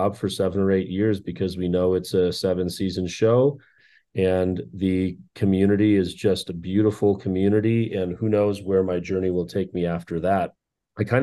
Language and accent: English; Minnesota, United States; moved away as an adult; now in Los Angeles, United States; Born and raised in Minnesota, I left there at the age of 27 to come to Los Angeles